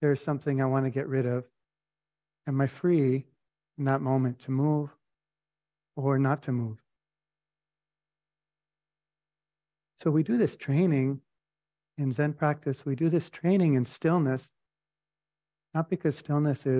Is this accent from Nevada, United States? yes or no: no; Albuquerque, New Mexico, United States; I grew up in the Albuquerque Friends Meeting